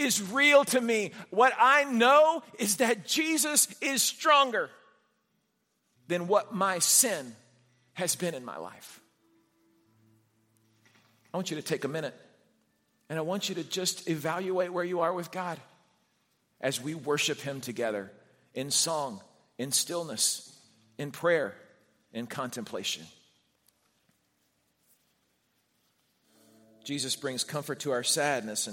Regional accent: Houston, Texas, United States; I was a 9-year-old kid growing up in the Heights in Houston

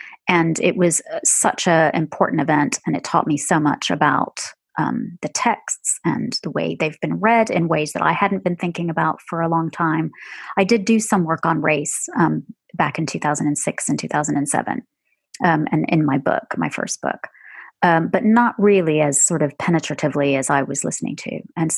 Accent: Pakistan; And that is not, as a Pakistani, a way of saying that other kinds of racism are not as important.

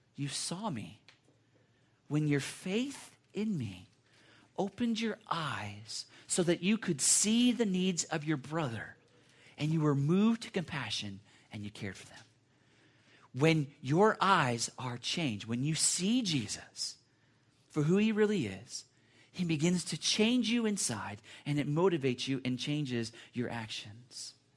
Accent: United States; as American Christians or Christians that are Americans

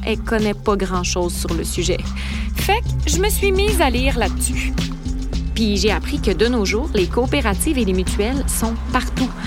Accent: Lévis, Quebec, Canada; now in Montreal, Canada; je suis née à Lévis

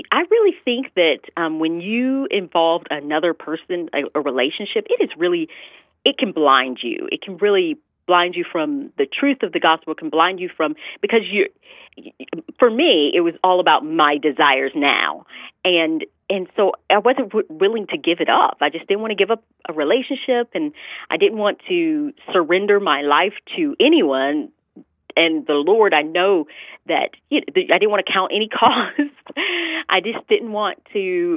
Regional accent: the South, United States; growing up in the South, I had a great childhood, but I definitely experienced some blatant racism

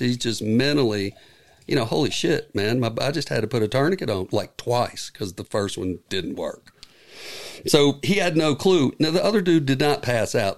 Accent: United States; I'm from Carolina

